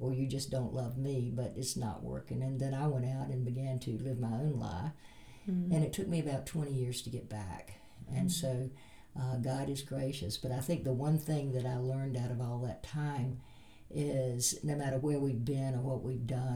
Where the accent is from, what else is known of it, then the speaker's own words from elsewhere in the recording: the South, United States; moved away; I grew up in the South